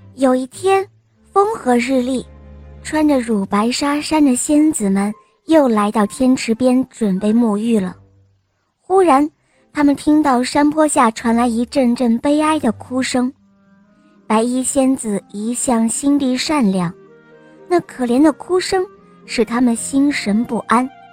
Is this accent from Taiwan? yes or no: no; Nanjing, Jiangsu, China; 今年五岁了，我来自南京